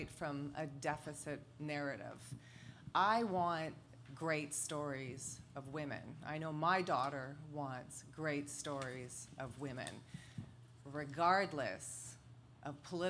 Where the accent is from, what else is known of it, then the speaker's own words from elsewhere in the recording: Canada; I'm Canadian